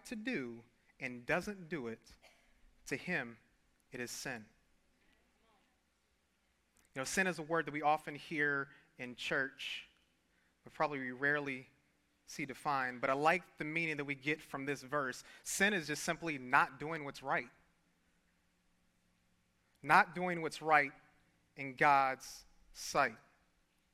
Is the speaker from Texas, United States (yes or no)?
no; Detroit, Michigan, United States; I grew up in Detroit